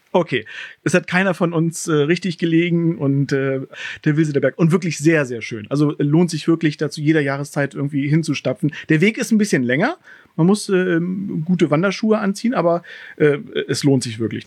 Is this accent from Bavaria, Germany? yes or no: no; Walsrode or Schneverdingen, Lower Saxony, Germany; Wir kommen halt aus Walsrode und aus Schneverding